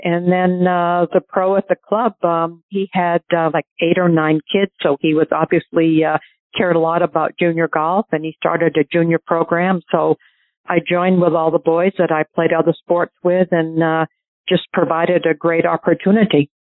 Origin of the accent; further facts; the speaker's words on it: New Hampshire, United States; growing up in New Hampshire, I played at Portsmouth Country Club